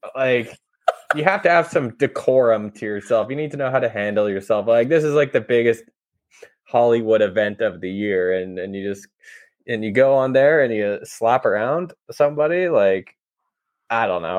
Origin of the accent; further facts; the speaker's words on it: Canada; we're Canadian